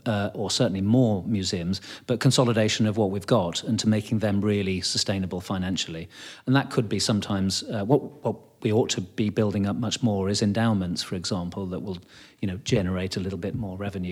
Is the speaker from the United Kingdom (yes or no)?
yes; United Kingdom; I think it's partly to do with kind of being British and being polite.